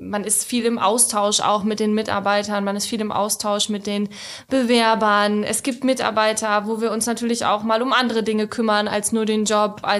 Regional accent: Lingen, Lower Saxony, Germany; Also ich bin in Lingen groß geworden und ich bin eher für Kleinstadt.

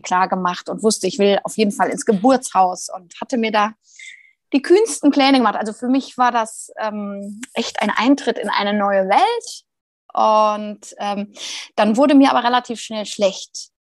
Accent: Rhineland, Germany; Jetzt bin ich ja auch Rheinländerin

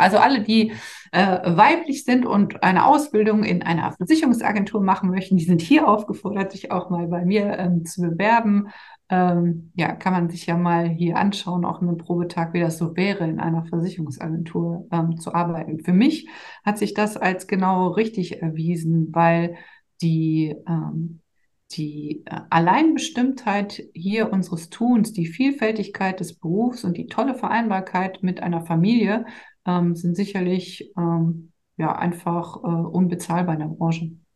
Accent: Dormagen, North Rhine-Westphalia, Germany; also born or lived in Cologne; now in Düsseldorf, Germany; ich komme im Ursprung aus Dormagen, was die neutrale Mitte zwischen ähm, Düsseldorf und Köln ist

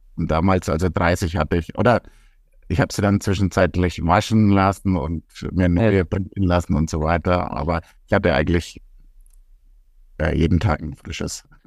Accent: Rimpar, Bavaria, Germany; bei uns in Rimpa

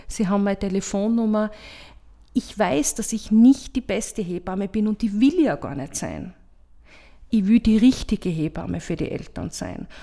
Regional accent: Graz, Styria, Austria; Ich bin in Gösting aufgewachsen

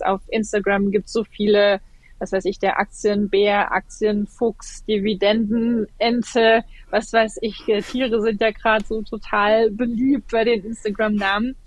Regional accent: Germany; bei uns in Deutschland

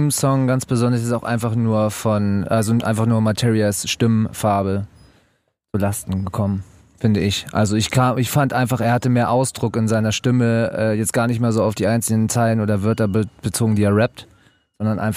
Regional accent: Hamburg, Germany; Ich komme aus Hamburg und bin wieder in Hamburg

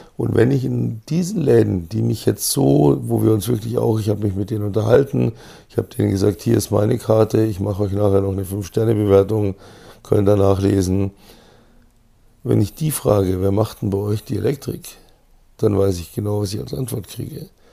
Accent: Munich, Bavaria, Germany; als Münchner

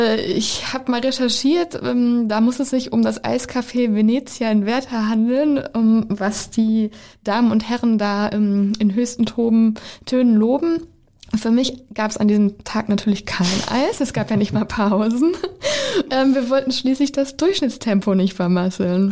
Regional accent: Teutoburg Forest, North Rhine-Westphalia, Germany; in meiner Heimat fand damals Kohlebergbau statt.

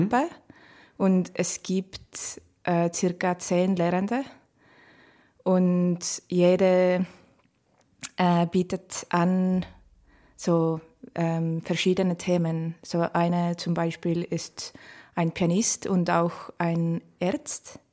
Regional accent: Estonia; German is a second language; moved away as an adult; now in Vienna, Austria; Ich, ich, komme aus Estland und ich bin äh, in Wien seit 2017 September.

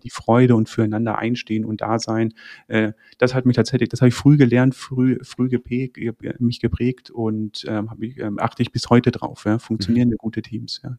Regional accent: Landsberg am Lech, Bavaria, Germany; also born or lived in Braunschweig; Also ich bin im, im, im Süden äh, äh, Deutschlands aufgewachsen. Also geboren bin ich in Braunschweig, bin aber okay. mit sehr jungen Jahren äh, nach, nach dem Süden äh, oder sind wir in den Süden gezogen, Landsberg am Lech.

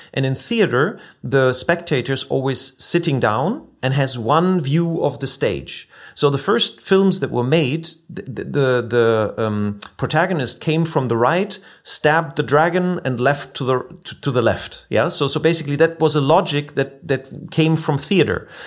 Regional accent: near Wuppertal, North Rhine-Westphalia, Germany; the company nearby my hometown, like uh, in, in Wuppertal

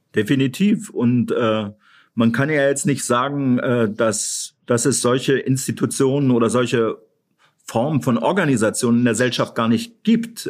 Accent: Thuringia, Germany; als gebürtiger Thüringer

